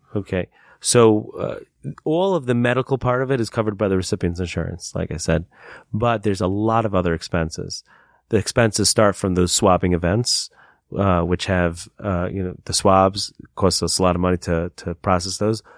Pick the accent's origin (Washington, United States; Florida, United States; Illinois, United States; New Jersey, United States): New Jersey, United States; Lakewood; moved away; my hometown of Lakewood. I used to live in a town called Lakewood in New Jersey.